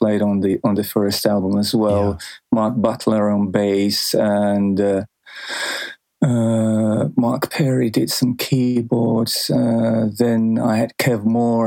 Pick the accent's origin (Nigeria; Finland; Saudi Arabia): Finland; Helsinki, Uusimaa; in Helsinki, where I grew up